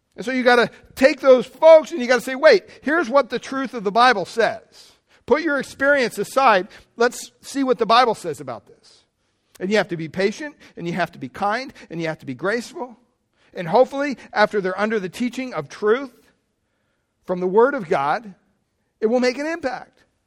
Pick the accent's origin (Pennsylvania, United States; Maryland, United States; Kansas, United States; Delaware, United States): Pennsylvania, United States; I grew up in Pennsylvania, big Catholic family